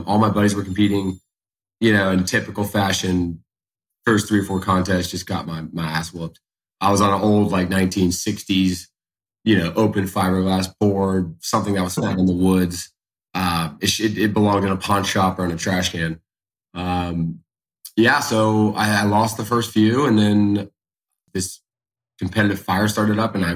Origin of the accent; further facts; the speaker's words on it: Charleston, South Carolina, United States; born and raised right here in Charleston, South Carolina